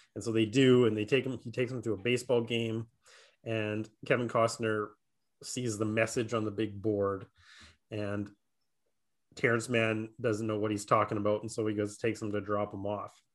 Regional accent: Saskatchewan, Canada; I'm still a C F L fan 'cause I'm from Saskatchewan, right? So the Rough Riders are pretty big here

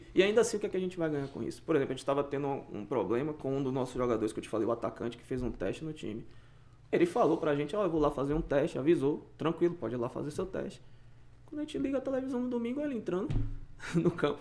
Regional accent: Brazil; now in Canada

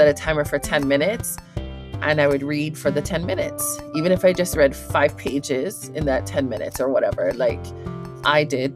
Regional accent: Hawaii, United States; I'm from Hawaii

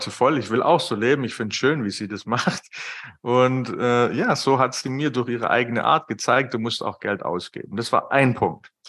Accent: Baden-Württemberg, Germany; ich bin Schwabe, wie man vielleicht raushört.

